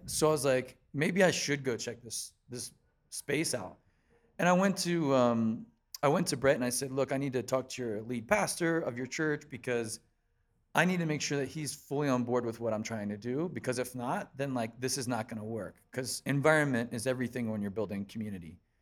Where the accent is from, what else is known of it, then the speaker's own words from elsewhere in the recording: Columbia, South Carolina, United States; moved away as an adult; also born or lived in Pennsylvania; I was pretty much basically born and raised in Columbia, South Carolina, and then in two thousand six, I moved up to Pennsylvania to join the band